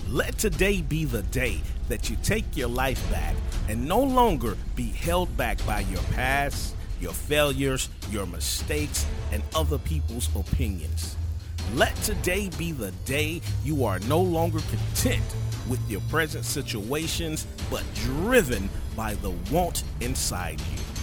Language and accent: English; Durham, North Carolina, United States; I'm originally from Durham